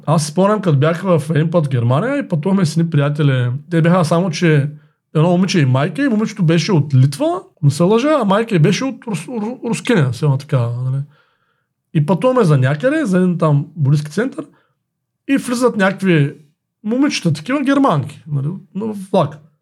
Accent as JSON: {"language": "Bulgarian", "country": "Bulgaria", "said": "ние като българи, като предприемачи"}